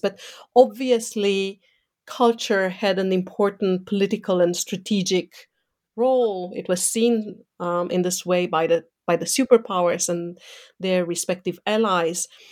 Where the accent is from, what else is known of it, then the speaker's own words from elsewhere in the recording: Romania; moved away; growing up in Eastern Europe um, under a communist dictatorship mm, so under Ceausescu's um, dictatorship